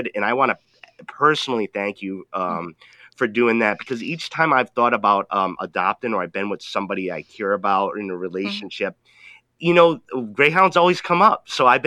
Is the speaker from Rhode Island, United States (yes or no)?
yes; Rhode Island, United States; I grew up in Rhode Island